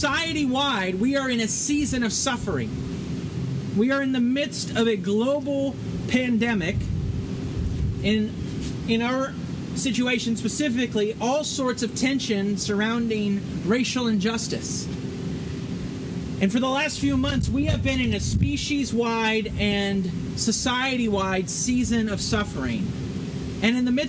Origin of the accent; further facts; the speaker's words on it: Northern California, United States; moved away as an adult; now in Florida, United States; I grew up in Northern California